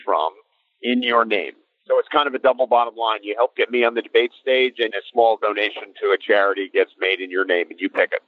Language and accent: English; New Jersey, United States; I'm from New Jersey